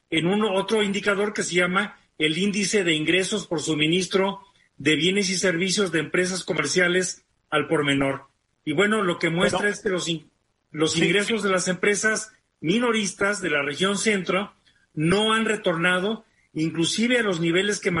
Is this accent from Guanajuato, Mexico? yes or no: yes; Guanajuato, Mexico; yo que crecí en Guanajuato, a la Ciudad de México ya la considerábamos